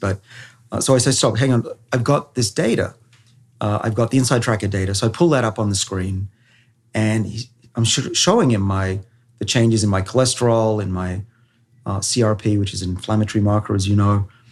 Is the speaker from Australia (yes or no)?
yes; Australia; I'm a Australian.